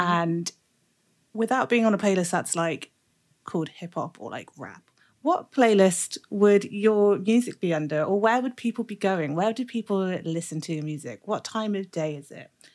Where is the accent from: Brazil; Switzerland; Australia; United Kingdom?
United Kingdom; Birmingham, West Midlands; I'm from Brum